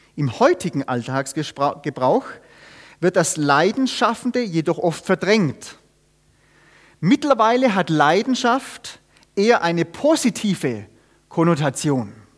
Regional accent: Germany; also born or lived in Austria; wir haben la-, viele Jahre in Österreich gewohnt, die Österreicher haben dafür einen Satz, der bringt's genau auf den Punkt, und den, den versteht man auch sogar als Deutscher

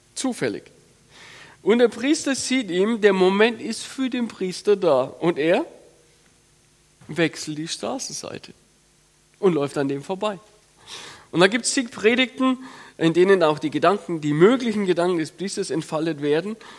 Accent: Franconia, Bavaria, Germany; ich komme aus dem Fränkischen, so dörfliche Struktur

